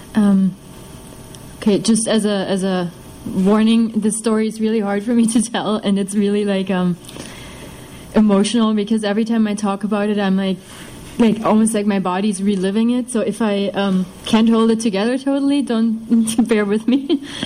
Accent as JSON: {"language": "English", "region": "eastern Germany", "country": "Germany", "tie": "born or raised there", "moved": "yes", "said": "I'm from Germany. I'm from the east of Germany. Uh, and in contrast to his society, mine was mine is, is basically an atheist society. You you grow up in East Germany."}